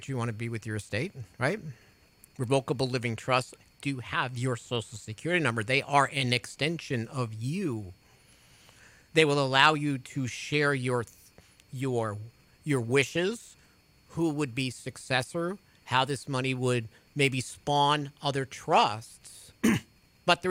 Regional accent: New York, United States; moved away; people in my hometown in New York

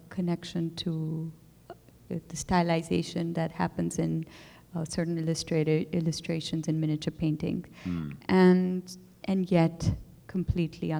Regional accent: Pakistan; my own relationship to Urdu language in terms of growing up with this, in Pakistan

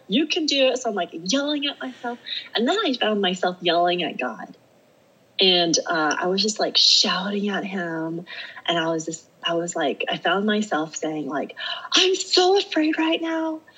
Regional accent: Alaska, United States; also born or lived in Eugene, Oregon / Portland, Oregon / Salt Lake City, Utah; now in Utah, United States; I live in Utah. I'm from Alaska. You walk out of my front door in Alaska and you're on a hike

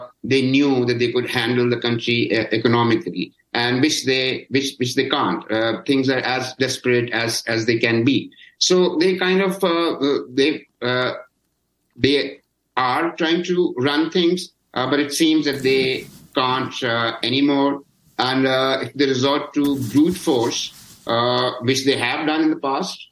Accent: Pakistan; as a Pakistani

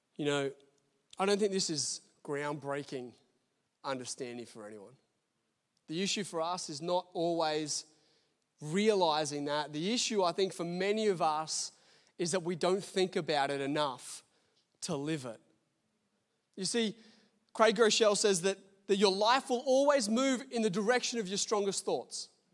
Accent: Australia; I'm an Australian citizen, got an Australian passport

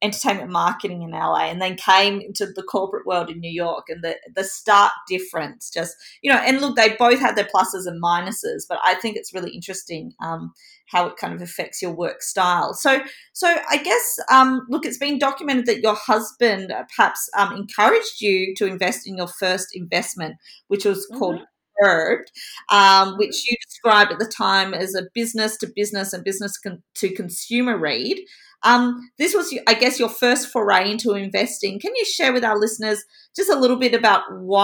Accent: Australia; I'm Australian

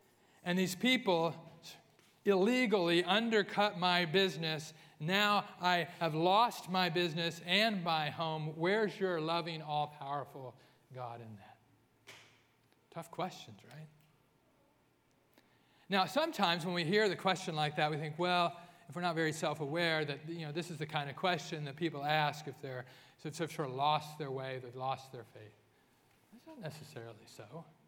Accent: California, United States; I grew up in Central California. My grandfather was in L.A.

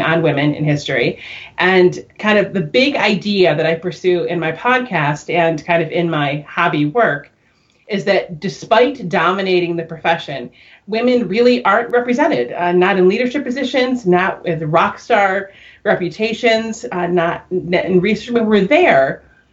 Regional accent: New York, United States; I'm a New Yorker

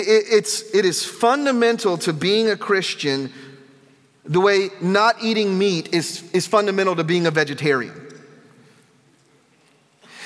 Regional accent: the South, United States; moved away; where I come from, I'm from the South

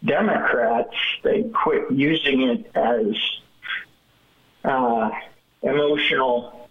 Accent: southern Missouri, United States; I'm calling in from Missouri to tell you a little bit. I'm from southern Missouri

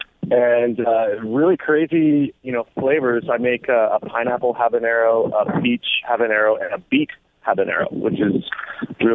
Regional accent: Canada; being Canadian

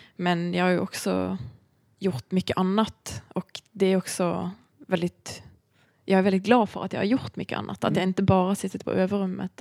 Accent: Bergen, Vestland, Norway; Swedish is a second language; moved away as an adult; now in Stockholm, Sweden; jag är uppvuxen i Bergen eh, i Norge

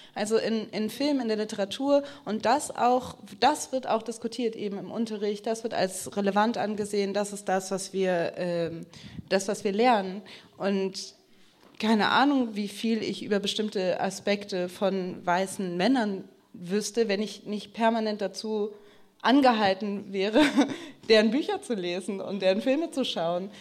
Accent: Germany; first language English and German (bilingual); meine Mutter kommt aus den USA, das heißt, ich bin zweisprachig aufgewachsen. Ich habe mit meiner Oma, die auch hier in ähm, Deutschland gelebt hat

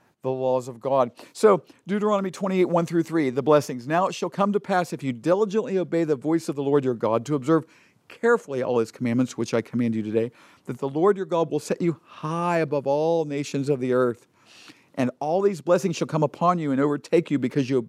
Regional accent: United States; now in Israel; I was born in the United States of America

